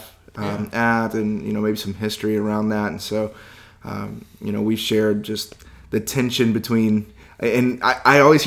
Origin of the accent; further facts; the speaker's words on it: Indianapolis, Indiana, United States; I'm from Indianapolis.